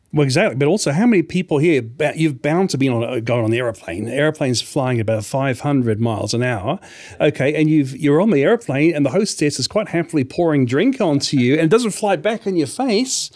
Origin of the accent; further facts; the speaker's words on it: New Zealand; moved away as an adult; also born or lived in Australia; New Zealand, where I grew up, where I lived, uh, for th-, twenty-five years